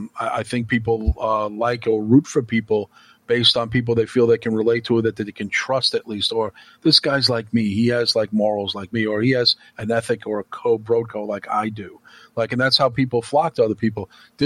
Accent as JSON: {"language": "English", "region": "New York", "country": "United States", "said": "We're both Italian, we're both Catholic, we're both from New York."}